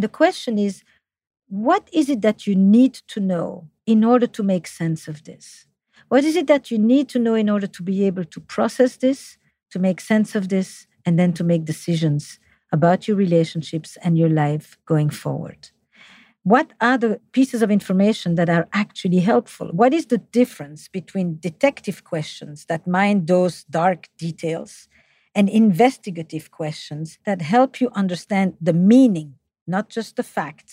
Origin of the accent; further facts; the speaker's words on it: Flemish part of Belgium, Flanders, Belgium; accent: French; English is a second language; now in United States; I'm from the Flemish part of Belgium, despite my French accent in English